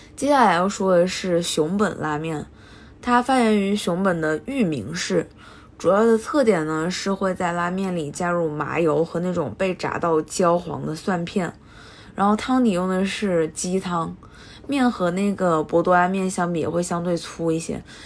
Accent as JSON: {"language": "Chinese", "region": "Hubei", "country": "China", "said": "身为一个湖北人，听到碱水面这三个字的时候， D N A 都动了"}